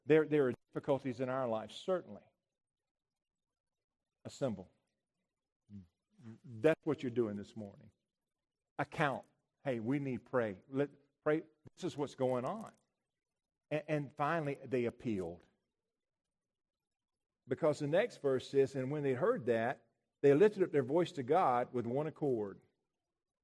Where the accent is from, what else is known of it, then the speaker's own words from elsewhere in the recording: United States; I'm American.